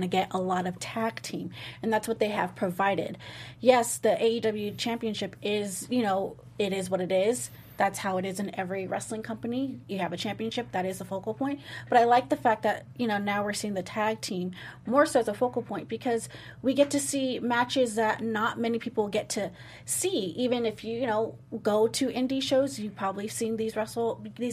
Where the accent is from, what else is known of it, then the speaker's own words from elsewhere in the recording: Southern California, United States; I'm born and raised in SoCal.